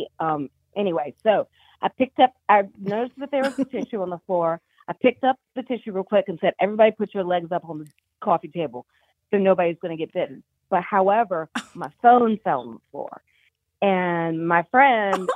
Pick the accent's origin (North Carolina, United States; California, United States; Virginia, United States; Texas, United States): Virginia, United States; I went to James Madison University. I'm from Virginia.